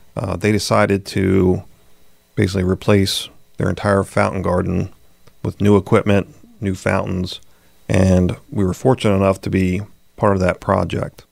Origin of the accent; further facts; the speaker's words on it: southern Chester County, Pennsylvania, United States; southern Chester County, which is where I'm originally from